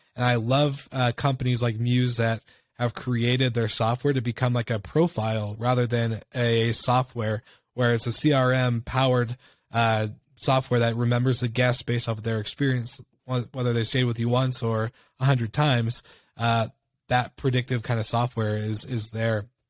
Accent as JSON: {"language": "English", "region": "Washington", "country": "United States", "tie": "born or raised there", "moved": "yes", "said": "back in my hometown in Washington State"}